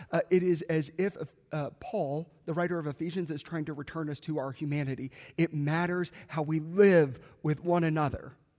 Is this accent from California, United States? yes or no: no; South Carolina, United States; I grew up in South Carolina